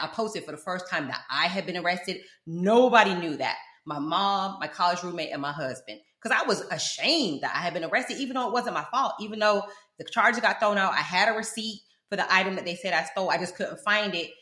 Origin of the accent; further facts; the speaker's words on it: South Florida, United States; also born or lived in London, United Kingdom / Fort Lauderdale; I'm from South Florida. That's where this accent come from